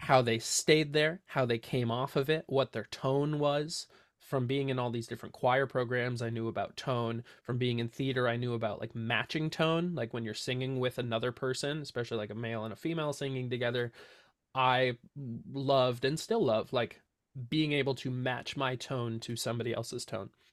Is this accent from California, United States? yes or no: yes; Santa Cruz, California, United States; now in Watsonville, United States; born and raised in Santa Cruz, grew up in the same house for my entire life